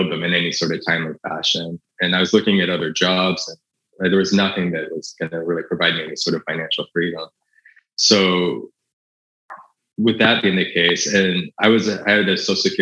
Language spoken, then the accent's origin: English; United States; I'm an American